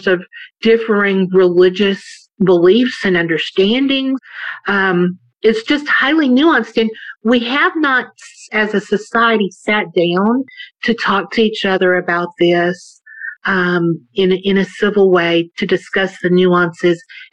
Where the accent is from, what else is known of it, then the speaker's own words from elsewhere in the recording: the South, United States; I grew up in the South